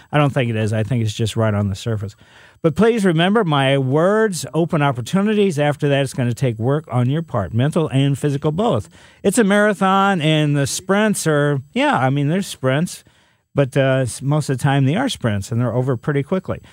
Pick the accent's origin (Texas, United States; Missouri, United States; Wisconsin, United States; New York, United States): Missouri, United States; Ellisville; also born or lived in St. Louis, Missouri; Growing up in Ellisville